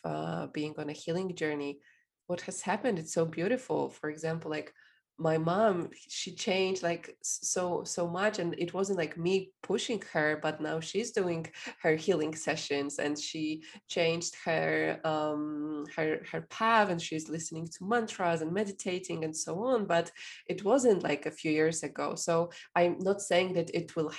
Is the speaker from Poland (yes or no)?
yes; Poland; I'm from Poland